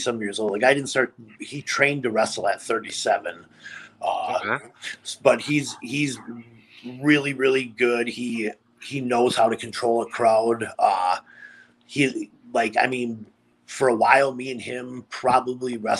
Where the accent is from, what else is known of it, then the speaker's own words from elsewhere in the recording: Appleton, Wisconsin, United States; I grew up in Appleton, Wisconsin